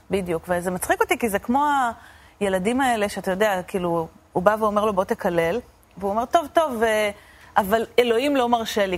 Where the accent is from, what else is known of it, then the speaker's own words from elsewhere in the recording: Argentina; now in Israel; אני נולדתי בארגנטינה, הוריי נולדו בארגנטינה